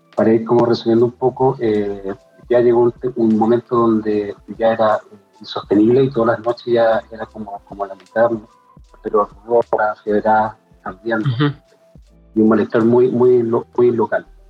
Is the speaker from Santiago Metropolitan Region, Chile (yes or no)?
yes; Santiago, Santiago Metropolitan Region, Chile; de Santiago Ñuñoa, publicista